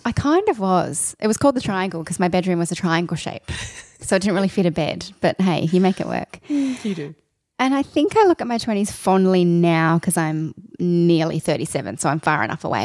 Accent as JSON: {"language": "English", "town": "Sydney", "region": "New South Wales", "country": "Australia", "tie": "born or raised there", "said": "I grew up out in Dural, which is for people that aren't from Sydney"}